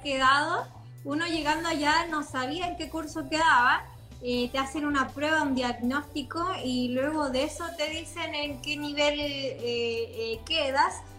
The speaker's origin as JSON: {"language": "Spanish", "country": "Chile", "also_born_or_lived": "Los Angeles, United States", "said": "yo así como no, Chile"}